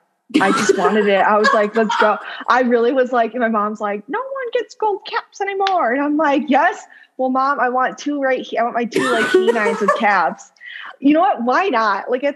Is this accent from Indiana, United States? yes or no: no; Wheeling, Illinois, United States; also born or lived in California; I am from Chicago, Illinois. Woo-hoo. I was actually born in California, but raised in the suburbs. So if anyone's from Wheeling out there, shout out.